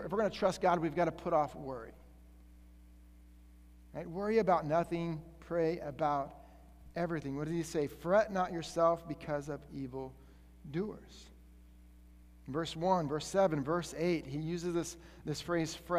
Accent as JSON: {"language": "English", "region": "Colorado", "country": "United States", "said": "I'm from Colorado"}